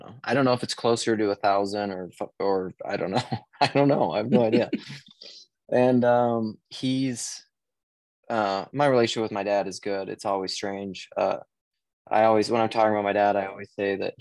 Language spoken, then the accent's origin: English; Western South Dakota, United States; moved away as an adult; now in Minneapolis, United States; I was born and raised in the state of South Dakota